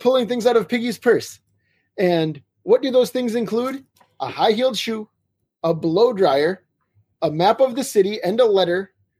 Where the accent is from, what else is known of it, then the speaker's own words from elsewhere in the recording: North Dakota, United States; also born or lived in Twin Cities, Minnesota; now in Minneapolis, United States; I'm from a very small town also in North Dakota, as you know, a very small town. And I mean, I don't live there now. I live in the Twin Cities